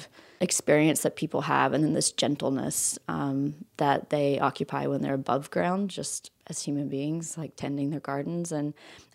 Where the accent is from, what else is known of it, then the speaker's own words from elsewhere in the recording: West Virginia, United States; now in Knoxville, United States; I grew up in West Virginia. I live in Knoxville, Tennessee right now